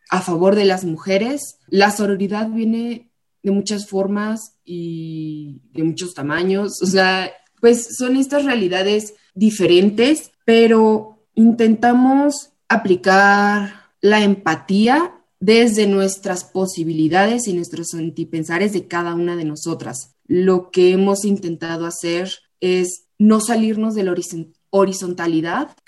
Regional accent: Morelia, Michoacán, Mexico; las chicas que son, son o somos de Morelia

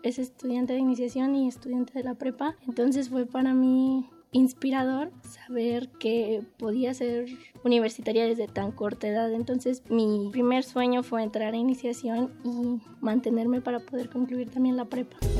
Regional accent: Mexico City, Mexico; Nací en la Ciudad de México el 25 de marzo de 1999

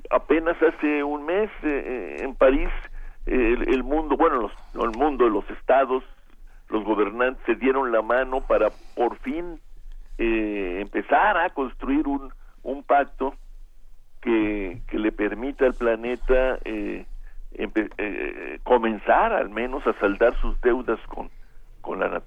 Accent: Mexico; lo que nos conmueve y nos mueve como mexicanos

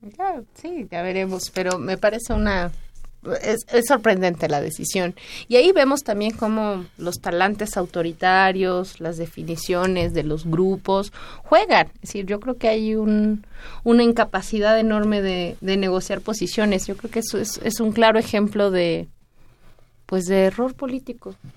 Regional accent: Mexico

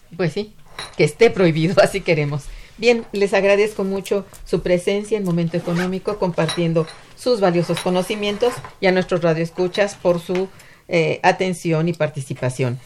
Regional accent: Mexico; lo que somos como ciudadanos mexicanos

